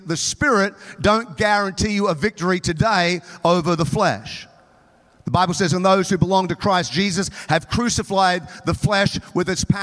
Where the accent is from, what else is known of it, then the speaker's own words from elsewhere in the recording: Townsville, Queensland, Australia; now in United States; I grew up in Townsville, North Queensland